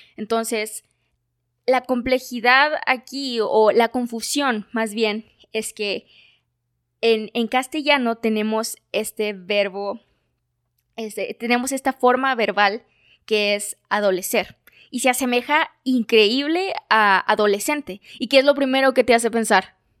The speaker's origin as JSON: {"language": "Spanish", "country": "Mexico", "said": "como cultura mexicana"}